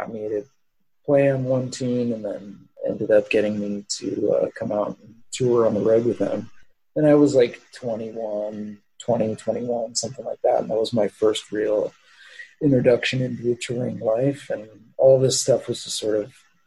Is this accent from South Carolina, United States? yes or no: no; Southern California, United States; moved away as an adult; also born or lived in Fountain Valley, California; now in New Orleans, United States; spending most of my childhood growing up in Southern California